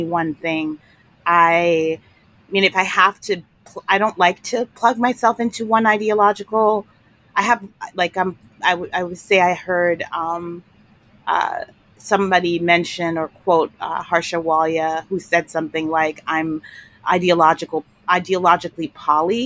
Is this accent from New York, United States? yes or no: yes; New York City, New York, United States; I grew up in New York City